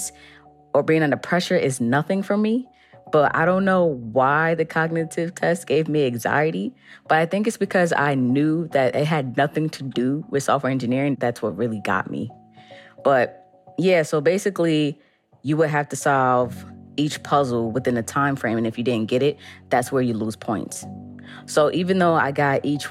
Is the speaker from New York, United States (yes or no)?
yes; New York City, New York, United States; I'm from the Bronx. I'm a project baby.